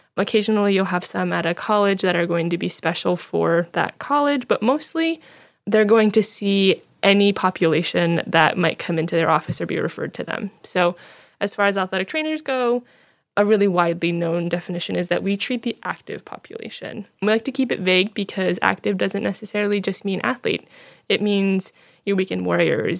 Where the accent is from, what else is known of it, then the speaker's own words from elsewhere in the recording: New Jersey, United States; moved away; I'm from New Jersey originally